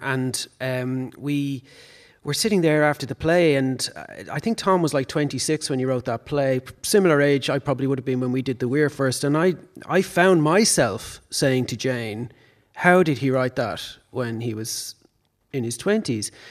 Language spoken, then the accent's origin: English; Dublin, Leinster, Ireland; I grew up in Raheny, so my upbringing was in the suburbs